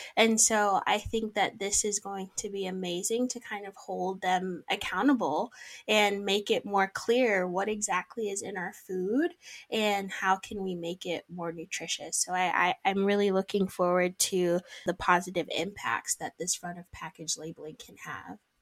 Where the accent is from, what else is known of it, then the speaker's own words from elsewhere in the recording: United States; now in Canada; I'm originally from the States